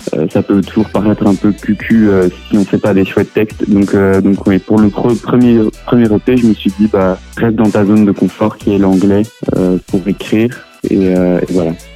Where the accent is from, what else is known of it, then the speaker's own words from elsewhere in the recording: Belgium; first language French; on est en Belgique, que, ma langue maternelle c'est le français